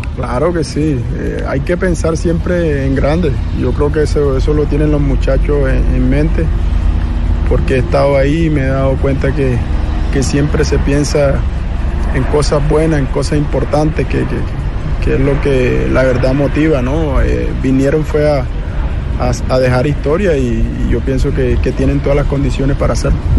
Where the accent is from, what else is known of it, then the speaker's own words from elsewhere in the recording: Colombian Caribbean coast, Colombia; mi tierra, ¿no? Como costeño que soy